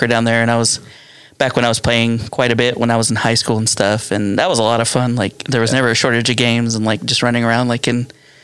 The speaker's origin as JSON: {"language": "English", "town": "Oklahoma City", "region": "Oklahoma", "country": "United States", "tie": "born or raised there", "also_born_or_lived": "Edmond, Oklahoma", "said": "I grew up down here on Southside. So Southside, Oklahoma City. Lived there for most of my life"}